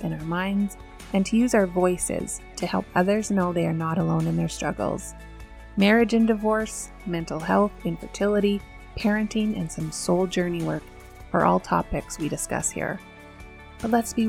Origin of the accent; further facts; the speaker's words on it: Shaunavon, Saskatchewan, Canada; moved away; also born or lived in Medicine Hat, Alberta; Stacy and I grew up in Shaunavon, Saskatchewan